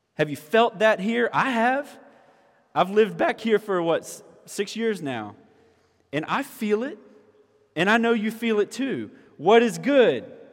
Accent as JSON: {"language": "English", "town": "Orangeburg", "region": "South Carolina", "country": "United States", "tie": "born or raised there", "moved": "as an adult", "said": "I grew up in Orangeburg. All right, so I grew up here, and graduated from high school here at Orangeburg Wilkinson"}